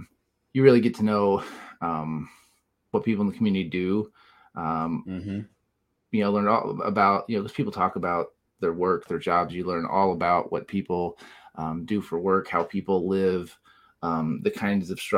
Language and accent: English; Southern Illinois, United States; also born or lived in Colorado; now in Illinois, United States; I'm from Southern Illinois originally